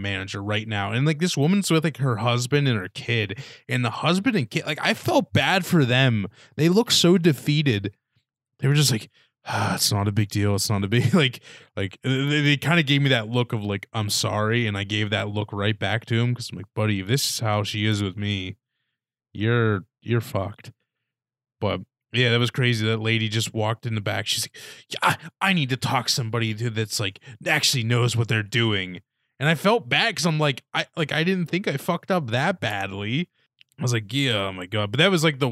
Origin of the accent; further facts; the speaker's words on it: Punxsutawney, Pennsylvania, United States; I love my hometown